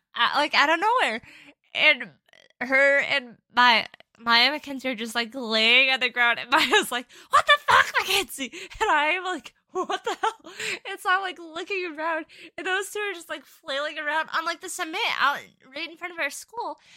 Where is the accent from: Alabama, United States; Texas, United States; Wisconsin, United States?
Wisconsin, United States; Chippewa Falls; my hometown where I grew up